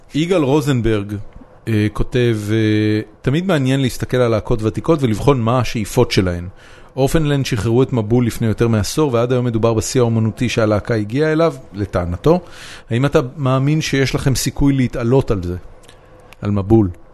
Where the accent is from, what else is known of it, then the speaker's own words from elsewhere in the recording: Israel; אני ישראלי שבא לייצג את ישראל על במה